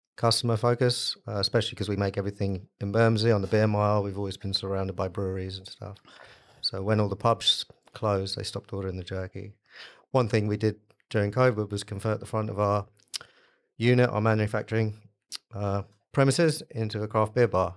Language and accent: English; United States; moved away; I grew up in the States